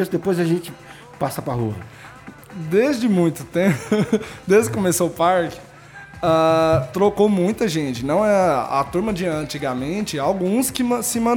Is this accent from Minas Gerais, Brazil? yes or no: no; Itumbiara, Goiás, Brazil; also born or lived in Cachoeira Dourada; now in Anápolis, Brazil; de Itubiara, Goiás. Eu nasci em Itubiara, Goiás, morava em Cachoeira Dourada, Goiás.